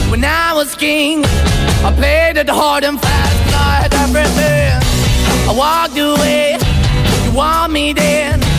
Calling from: Cádiz, Andalusia, Spain; Hola, buenas tardes, agitadores. … de Cádiz.

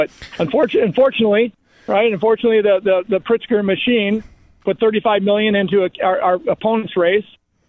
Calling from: Naples, Florida, United States; I'm in this lousy place called Naples, Florida, where the taxes are low and jobs are abundant and business is roaring.

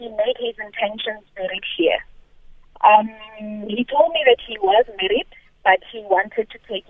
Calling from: Pretoria, Gauteng, South Africa; I'm calling from Pretoria.

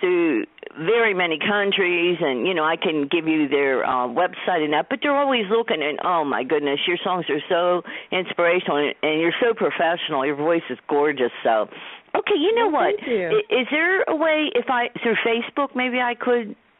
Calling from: Pittsburgh, Pennsylvania, United States; I'm calling from Pittsburgh, Pennsylvania

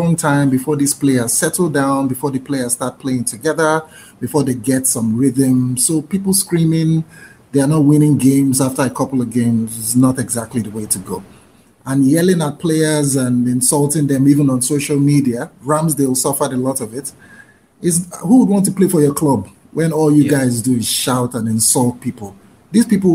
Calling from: Nigeria; I'm calling from Nigeria.

